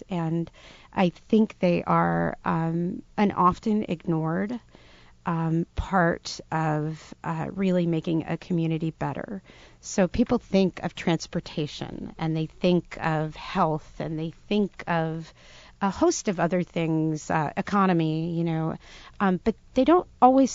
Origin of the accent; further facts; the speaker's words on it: Providence, Rhode Island, United States; grew up right around Providence